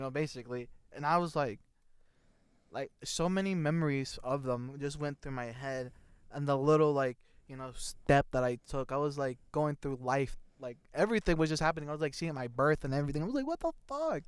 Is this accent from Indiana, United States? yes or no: yes; Indiana, United States; we're from Indiana